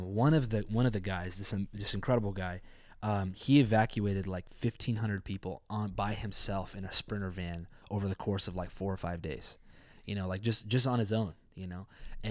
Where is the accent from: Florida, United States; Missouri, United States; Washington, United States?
Washington, United States; Spokane; also born or lived in Ukraine; I grew up in Spokane